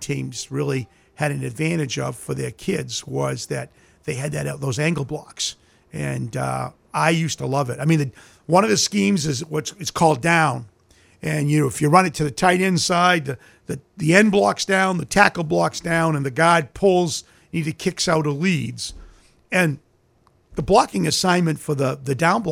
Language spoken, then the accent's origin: English; Old Town, Maine, United States; I grew up in Old Town, and my house was right beside the University Forest in Old Town.